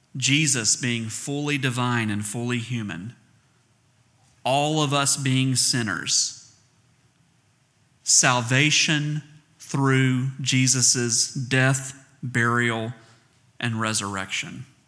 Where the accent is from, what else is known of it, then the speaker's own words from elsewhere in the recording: the South, United States; accent: southern; I'm from the South, so it sounds like A I R